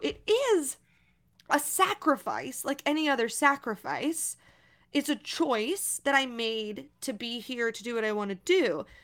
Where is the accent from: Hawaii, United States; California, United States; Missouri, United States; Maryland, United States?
Missouri, United States; now in New York, United States; I'm from Missouri